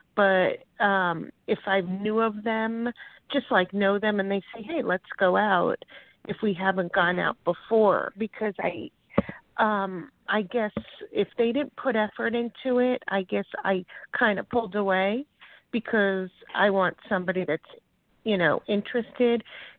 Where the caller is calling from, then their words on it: Florida, United States; from Florida.